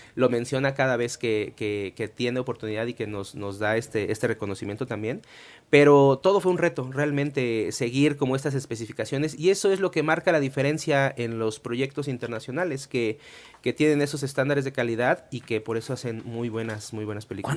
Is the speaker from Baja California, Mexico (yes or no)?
no; Puebla, Mexico; somos tres poblanos los que participamos en la película